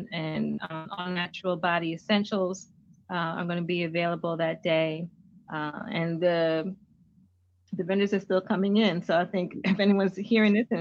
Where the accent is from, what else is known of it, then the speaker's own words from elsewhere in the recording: New Jersey, United States; now in Philadelphia, United States; for a long time, Jersey was my home